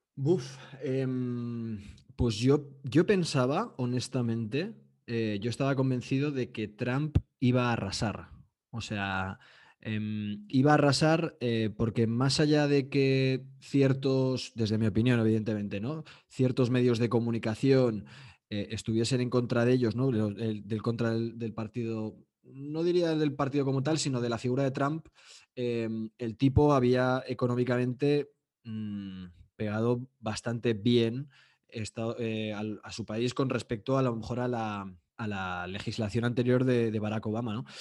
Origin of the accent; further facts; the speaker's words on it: Spain; soy de España